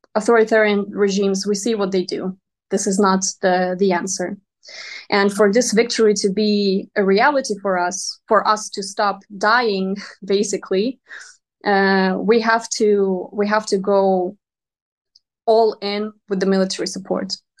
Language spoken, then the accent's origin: English; Donetsk Oblast, Ukraine; moved away; I myself come from Donetsk region